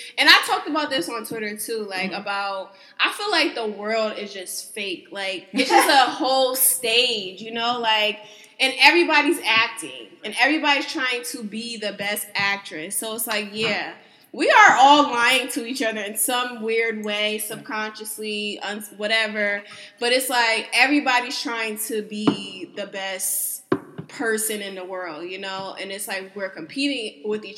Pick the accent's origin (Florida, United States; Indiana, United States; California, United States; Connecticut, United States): Connecticut, United States; moved away as an adult; now in Houston, United States; back home in Connecticut